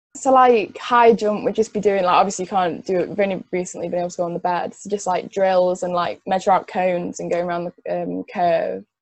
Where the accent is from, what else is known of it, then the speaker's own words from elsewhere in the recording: Cheshire, North West England, United Kingdom; I'm from Cheshire